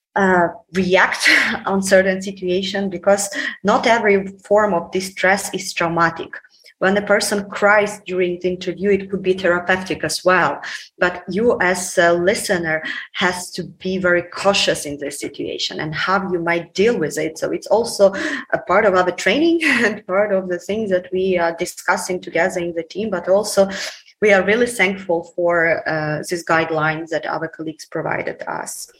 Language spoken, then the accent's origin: English; Ukraine